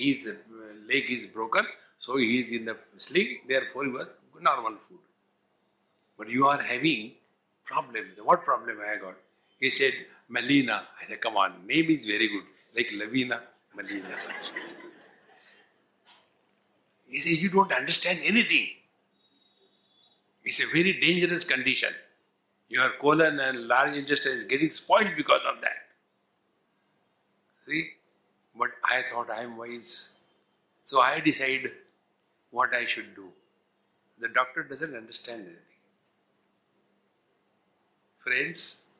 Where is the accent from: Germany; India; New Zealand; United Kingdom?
India; We are Indian